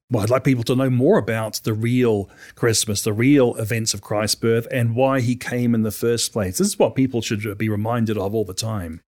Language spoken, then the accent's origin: English; New Zealand; as a kid growing up in New Zealand